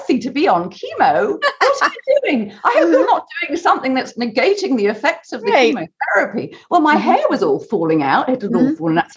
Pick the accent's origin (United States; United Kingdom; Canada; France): United Kingdom; I'm a Brit.